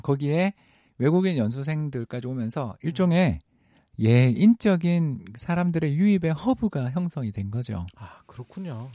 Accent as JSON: {"language": "Korean", "country": "South Korea", "tie": "born or raised there", "said": "제 고향이기도 합니다."}